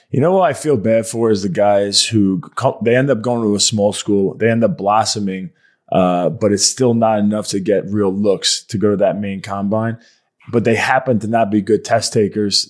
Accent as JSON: {"language": "English", "area": "Long Island", "region": "New York", "country": "United States", "moved": "as an adult", "lives_now": "Fort Mill, United States", "said": "so I'm from Long Island, New York"}